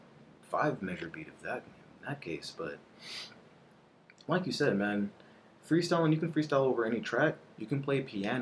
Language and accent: English; Houston, Texas, United States; also born or lived in Placencia, Belize; the street that I grew up in was in Cyprus. This was whenever I moved to Houston for the first time, and I was around 7 years old, and attending kindergarten, about to go into first grade. I was the only black and Caribbean individual living on that street